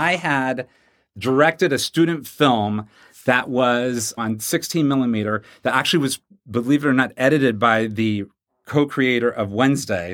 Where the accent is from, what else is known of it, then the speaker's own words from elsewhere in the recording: Wichita, Kansas, United States; I grew up in Wichita, Kansas